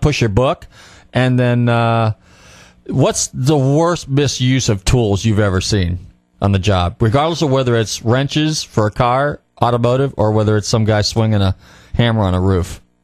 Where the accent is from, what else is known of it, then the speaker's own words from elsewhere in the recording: Marin County, Northern California, United States; moved away; I'm from Northern California originally. I grew up in Marin County